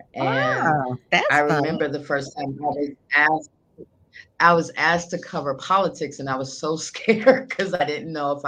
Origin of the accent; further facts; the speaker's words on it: Chicago, Illinois, United States; I always tell people I'm a girl from the South Side, you know, who most wouldn't think I'd be interviewing the vice president at some time in my career.